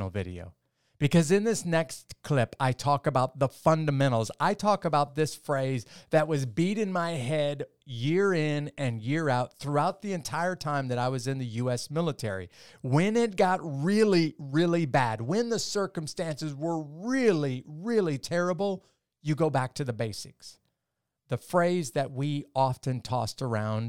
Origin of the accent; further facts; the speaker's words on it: Midwest, United States; I grew up in the Midwest part of the United States